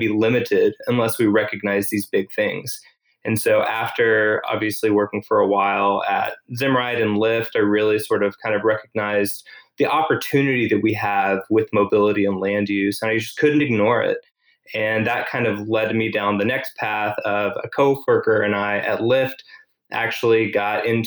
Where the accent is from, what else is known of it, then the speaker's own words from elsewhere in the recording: Tyler, Texas, United States; also born or lived in California; now in Austin, United States; I grew up in Tyler, Texas